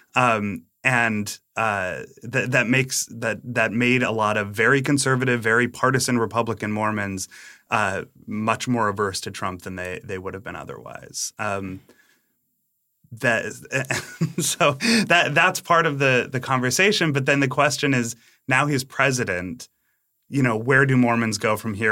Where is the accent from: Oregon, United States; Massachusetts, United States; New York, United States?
Massachusetts, United States; also born or lived in Utah; I grew up in Massachusetts.